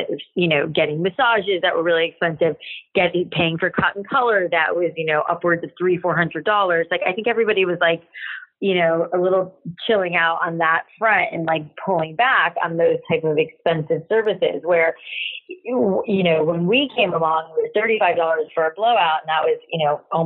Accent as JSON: {"language": "English", "region": "South Florida", "country": "United States", "tie": "born or raised there", "said": "I grew up in South Florida"}